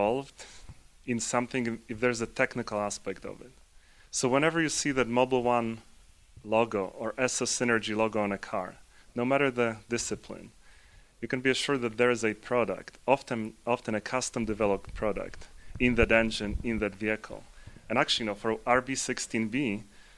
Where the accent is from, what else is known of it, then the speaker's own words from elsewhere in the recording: Poland; now in United States; I'm originally from Poland. I live in the U.S. and have lived in the U.S. for a while